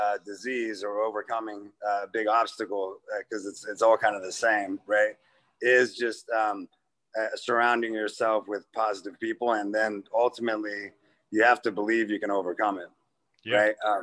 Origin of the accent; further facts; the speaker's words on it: Midwest, United States; Yeah, and I'm from the Midwest, so you're going to New York